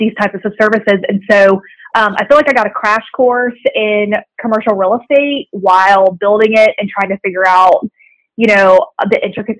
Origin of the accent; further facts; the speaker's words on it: Tampa, Florida, United States; moved away as an adult; now in Chattanooga, United States; I'm from Tampa, Florida. That's where I grew up